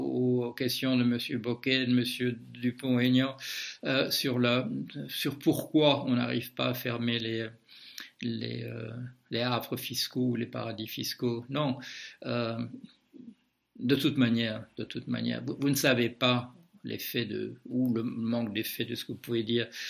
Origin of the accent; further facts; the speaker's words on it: Belgium; moved away; je suis belge de naissance